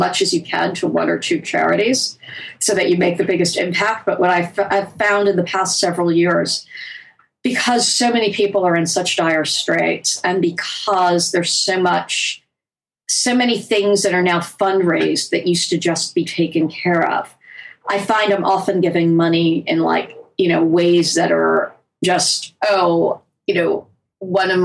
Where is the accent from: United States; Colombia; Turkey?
United States; I am American. I live in our culture